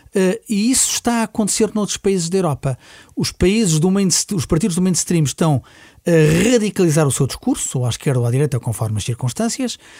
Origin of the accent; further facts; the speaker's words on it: Portugal; nós somos portugueses.